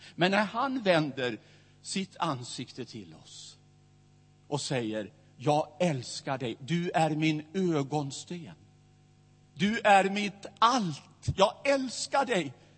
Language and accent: Swedish; Västerås, Västmanland, Sweden; i Missionskyrkan i Västerås, där jag växte upp.